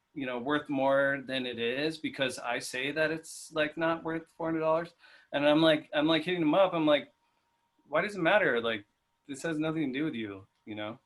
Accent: Inland Empire, California, United States; we're from the Inland Empire

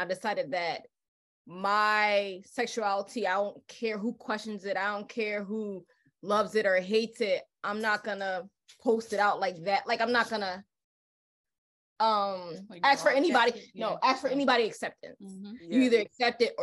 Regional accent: Paterson, New Jersey, United States; now in Philadelphia, United States; I'm from North Jersey, from Patterson, and I'm living here in Philly

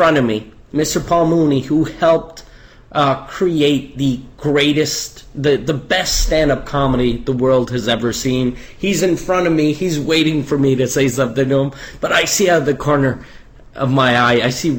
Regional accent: Canada; I'm Canadian

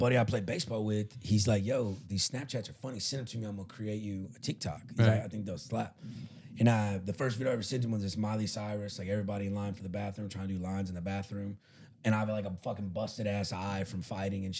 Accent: the South, United States; I'm from the South and from like that kind of background

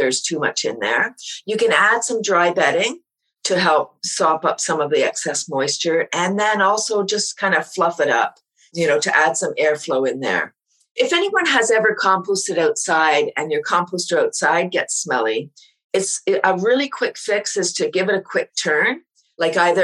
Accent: Toronto, Ontario, Canada; I moved out of Toronto. I'm from Toronto, up to a small town

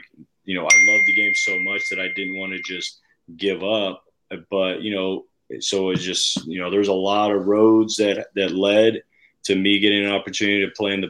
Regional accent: Southern California, United States; moved away; I grew up in Southern California

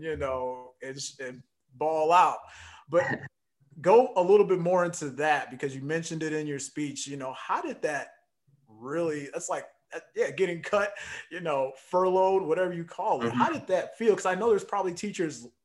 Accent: St. Louis, Missouri, United States; I'm from St. Louis

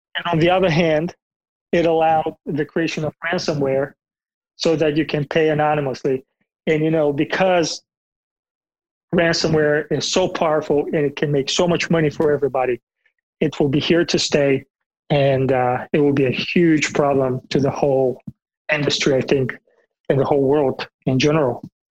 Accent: Bulgaria; moved away; I'm from Bulgaria originally in Eastern Europe.

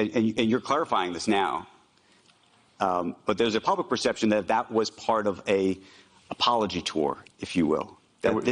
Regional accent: United States; I'm an American Jew

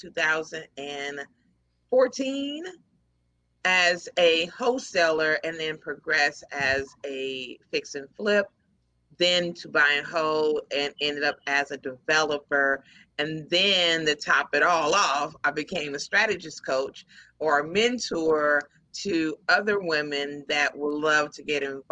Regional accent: Houston, Texas, United States; also born or lived in Dallas; I'm originally from Houston

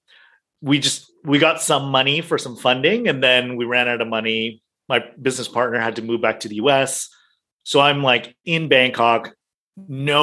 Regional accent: United States; moved away as an adult; now in Hong Kong, China; I was born and raised in the US, I spent a lot of time in the US

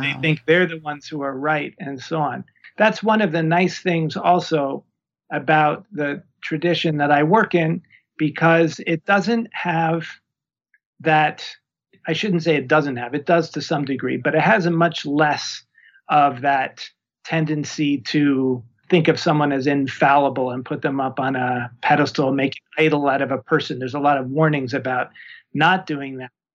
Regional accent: New York, United States; moved away as an adult; also born or lived in Berkeley, California / Oakland, California / Costa Rica; now in Tucson, United States; I'm originally from New York

